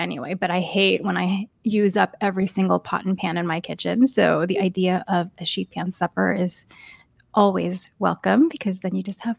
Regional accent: New York, United States; I grew up in New York

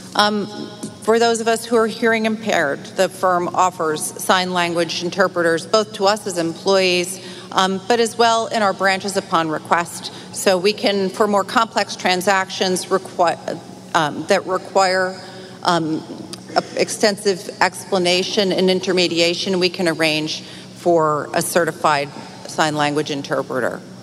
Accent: Utica, New York, United States; now in New York City, United States; I grew up outside of Utica

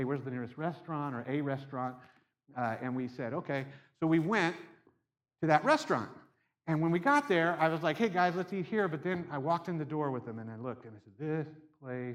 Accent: Seattle, Washington, United States; I'm from Seattle

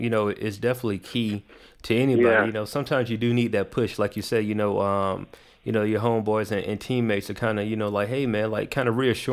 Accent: the South, United States; I'm from the South, definitely. Right? I'm from the South.

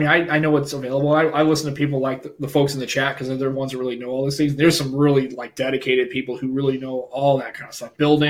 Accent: United States; Yeah, I guess I'm the prototypical American.

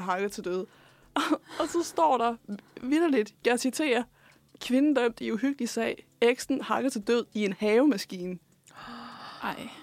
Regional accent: Roskilde, Zealand, Denmark; Jeg er fra Roskilde

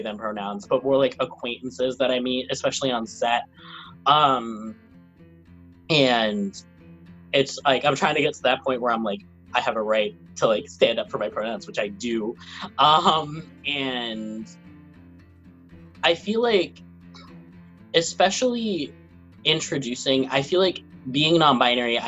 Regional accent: New York City, New York, United States; also born or lived in Venezuela / Brooklyn / Manhattan; I moved to Middle Village, Queens when I was around three, I think, two or three. And then I just bounced around with Queens, Brooklyn

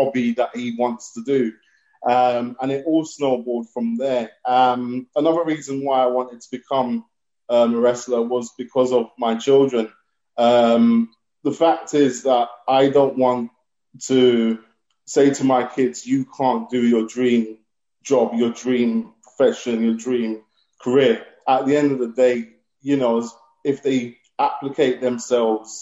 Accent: London, United Kingdom; also born or lived in Seychelles; I grew up in London, England

